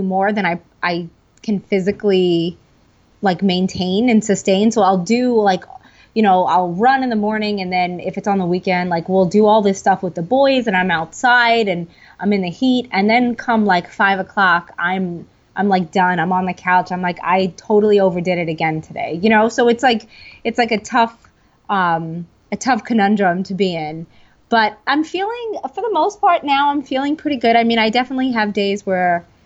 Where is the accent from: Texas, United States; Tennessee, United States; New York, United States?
New York, United States; New York City; I am from Staten Island, New York.